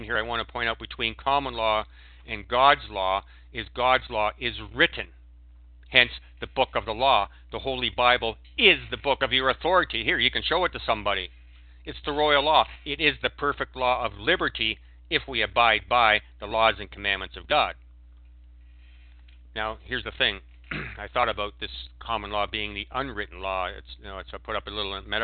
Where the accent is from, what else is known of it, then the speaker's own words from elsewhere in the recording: Canada; When I was a Canadian, I was identified as a Canadian